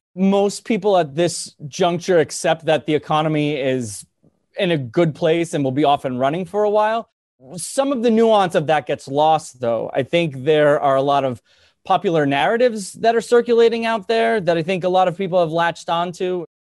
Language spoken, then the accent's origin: English; New Jersey, United States; I'm, I'm from New Jersey. I live in New, in, technically in New Jersey.